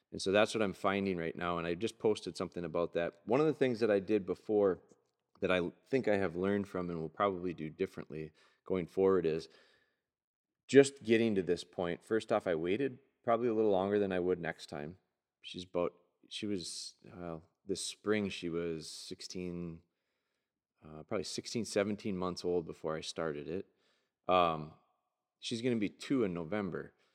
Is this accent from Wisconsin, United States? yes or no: yes; Pulaski, Wisconsin, United States; Pulaski, my hometown